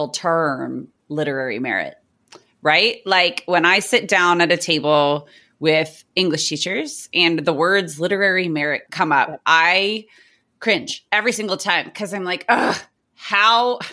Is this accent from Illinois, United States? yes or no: no; Southern California, United States; I'm a teacher from Southern California.